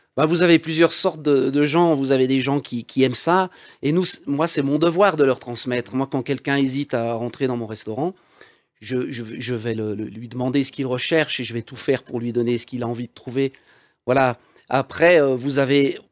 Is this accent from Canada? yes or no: no; Val d'Arly, Auvergne-Rhône-Alpes, France; Val d'Arly, d'où je suis issu